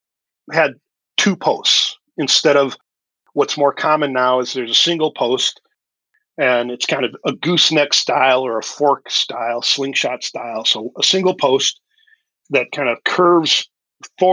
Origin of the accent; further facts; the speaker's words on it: Wisconsin, United States; also born or lived in Detroit area, Michigan; now in Detroit, United States; I grew up in Wisconsin.